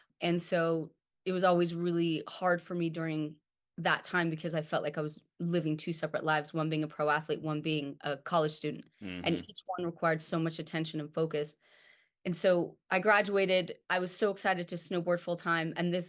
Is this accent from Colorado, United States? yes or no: yes; Colorado, United States; Cause I came from Colorado. I'm like, okay, I'm a sweet girl.